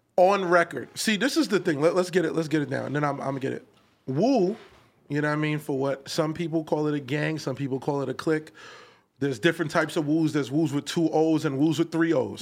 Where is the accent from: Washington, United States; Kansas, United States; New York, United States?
New York, United States; New York City; I'm from Canarsie